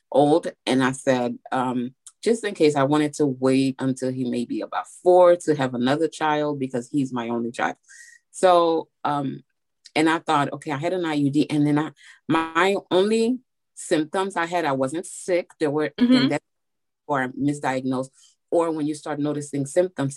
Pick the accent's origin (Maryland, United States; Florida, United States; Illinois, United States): Florida, United States; Miami; moved away as an adult; now in Nashville, United States; currently I'm living in Nashville, Tennessee, but I grew up in Florida and Miami. I'm from Miami